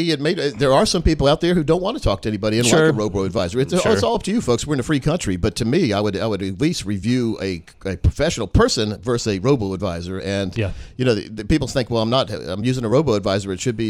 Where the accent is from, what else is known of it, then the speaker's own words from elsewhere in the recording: Delaware, United States; moved away; I was born in Delaware.